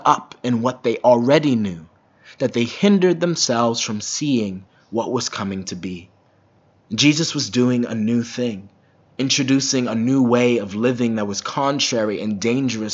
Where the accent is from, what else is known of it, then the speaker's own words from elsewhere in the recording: Minnesota, United States; as a Minnesotan